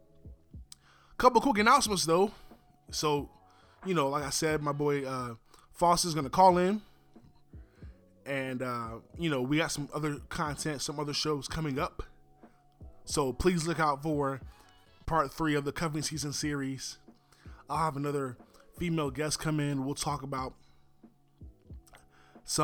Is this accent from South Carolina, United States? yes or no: no; Charlotte, North Carolina, United States; my hometown of Charlotte